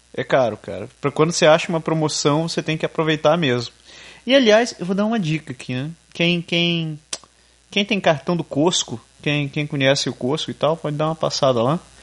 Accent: Brazil; moved away; eu não sou exatamente conhecido como brasileiro lá

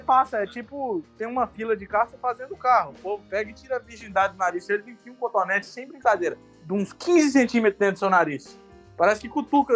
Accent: Brazil; moved away as an adult; now in United States; sou do Brasil

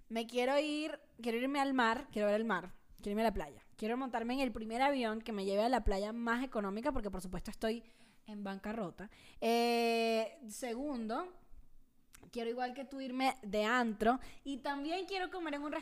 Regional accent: Venezuela; now in Mexico; Y desde que me mudé a México, cuando me mudé a México de Venezuela, una de las cosas que quería era ver más bandas porque a Venezuela no va nadie porque, bueno, ajá, el comunismo.

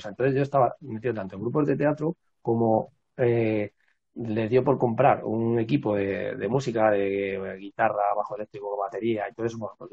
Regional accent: Madrid, Community of Madrid, Spain; yo vivo en Madrid, nací en Madrid, pero, pero mis padres y demás eh, eran del, de un pueblo del norte de Cáceres

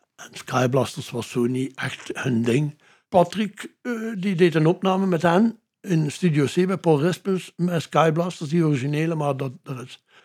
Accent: Ghent, Flanders, Belgium; Gent, eigenlijk Mario Kerken gewoond. Met de ouders, maar ben geboren in Gent.

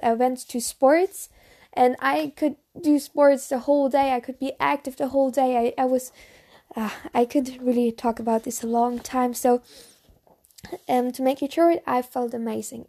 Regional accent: Bavaria, Germany; English is a second language; I'm actually from Germany. So I'm from Bavaria, a s, very, very small town, small, small village from Germany, um, Bavaria.

